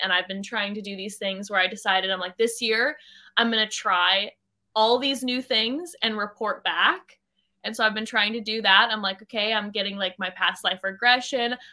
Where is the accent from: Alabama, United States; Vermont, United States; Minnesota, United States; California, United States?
California, United States; Orange County.